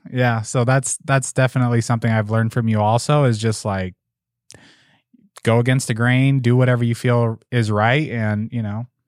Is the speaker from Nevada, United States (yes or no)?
yes; Las Vegas, Nevada, United States; I'm from Las Vegas